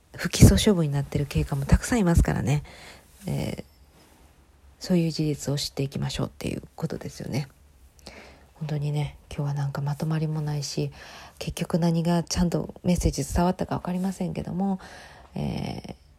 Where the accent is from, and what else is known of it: Japan